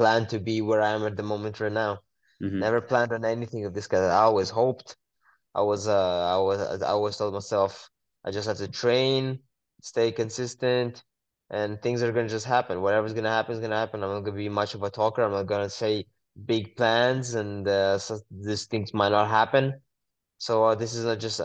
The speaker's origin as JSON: {"language": "English", "country": "Israel", "tie": "born or raised there", "said": "I was born and raised in Israel"}